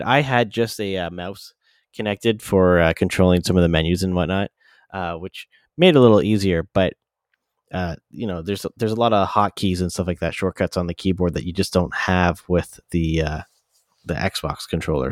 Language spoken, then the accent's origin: English; London, Ontario, Canada; the London airport, my hometown